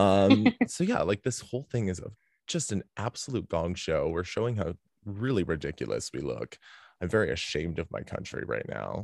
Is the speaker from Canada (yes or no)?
yes; Canada; I'm Canadian